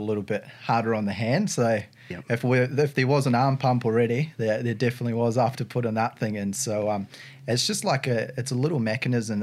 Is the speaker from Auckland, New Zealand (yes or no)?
no; Palmerston North, Manawatū-Whanganui, New Zealand; moved away as an adult; also born or lived in Wellington, New Zealand / Taranaki, New Zealand / Sunshine Coast, Australia / Brisbane, Australia; now in Australia; I originally grew up in Palmerston North, and which is quite a small town and not a lot to do there.